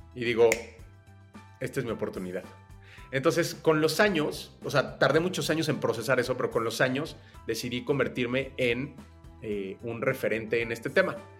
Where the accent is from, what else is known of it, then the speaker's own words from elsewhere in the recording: Mexico City, Mexico; Yo nací en la Ciudad de México eh, y desde muy joven empecé a trabajar